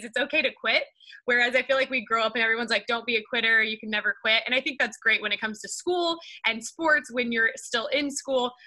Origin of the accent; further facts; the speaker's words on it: Kansas, United States; moved away as an adult; now in California, United States; it started back in Kansas 33 years ago. That's where I was born, and I grew up in Kansas.